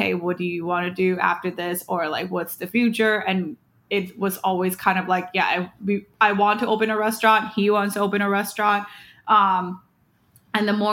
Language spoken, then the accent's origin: English; Thailand; also born or lived in United States; now in New York City, United States; I moved to Thailand when I was 2 years old.